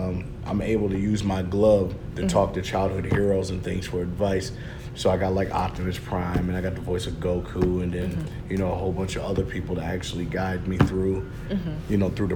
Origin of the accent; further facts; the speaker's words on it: Detroit, Michigan, United States; I'm coming from Detroit